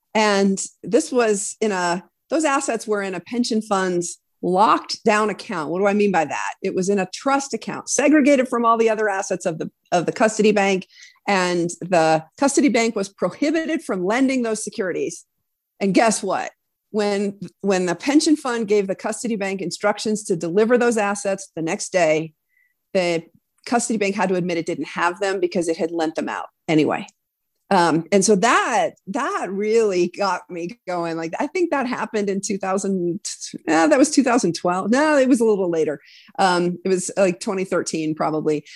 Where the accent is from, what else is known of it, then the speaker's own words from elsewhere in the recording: Wyoming, United States; moved away as an adult; also born or lived in East Coast; born and raised in Wyoming